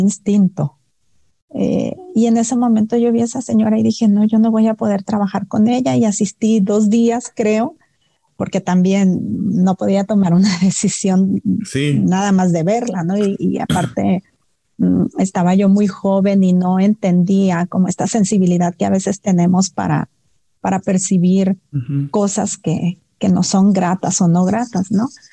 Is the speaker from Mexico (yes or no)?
yes; Los Mochis, Sinaloa, Mexico; moved away as an adult; now in Guadalajara, Mexico; a mí la ciudad de los mochis ya me quedaba chica, yo soy de Sinaloa